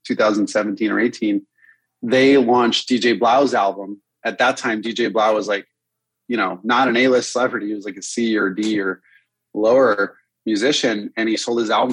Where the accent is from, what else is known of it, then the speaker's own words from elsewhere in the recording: Connecticut, United States; moved away; I grew up in Connecticut to start.